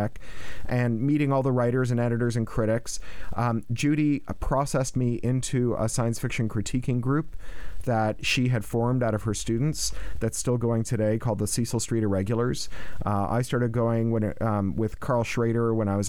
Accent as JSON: {"language": "English", "country": "Canada", "also_born_or_lived": "England", "moved": "as an adult", "lives_now": "Los Angeles, United States", "said": "as a Canadian science fiction writer"}